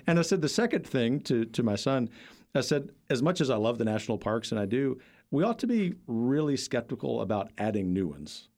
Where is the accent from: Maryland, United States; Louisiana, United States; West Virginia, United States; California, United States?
Louisiana, United States; South; moved away; I grew up in a mostly working class family in South Louisiana, the heart of Cajun country